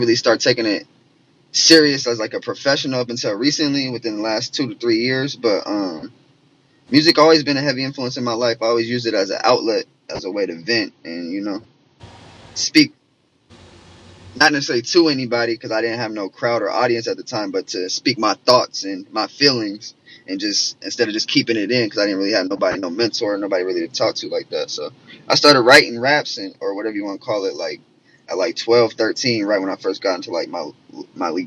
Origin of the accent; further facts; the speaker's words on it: Portland, Oregon, United States; I'm born and raised in Portland, Oregon. Been here my whole life.